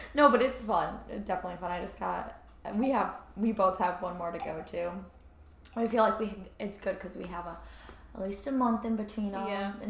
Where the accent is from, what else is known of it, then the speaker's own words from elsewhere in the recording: Michigan, United States; we're all from Michigan